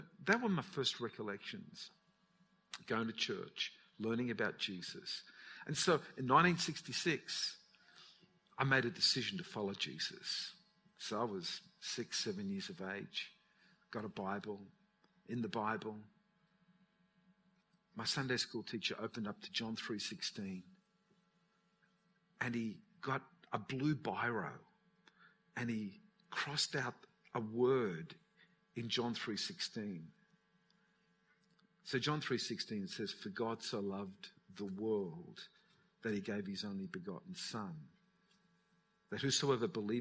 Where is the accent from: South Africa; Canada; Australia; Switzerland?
Australia; Newcastle, New South Wales; My parents, when I was born in Newcastle. They lived in a place called Mayfield